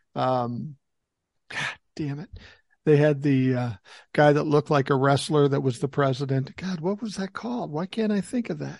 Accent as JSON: {"language": "English", "town": "Minneapolis", "region": "Minnesota", "country": "United States", "tie": "born or raised there", "said": "I grew up in South Minneapolis, kind of an urban situation"}